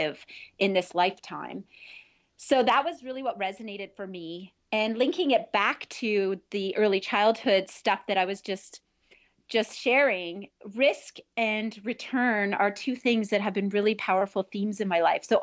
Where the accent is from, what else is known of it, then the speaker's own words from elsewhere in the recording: Northern Ontario, Canada; I grew up in Northern Ontario